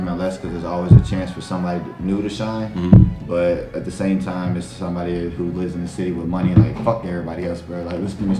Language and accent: English; United States; I as an American